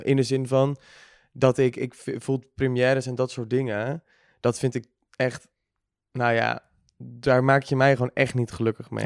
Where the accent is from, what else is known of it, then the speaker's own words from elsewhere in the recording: Bergambacht, South Holland, Netherlands; now in Amsterdam, Netherlands; woon nu in Amsterdam, maar ik kom uit Bergambacht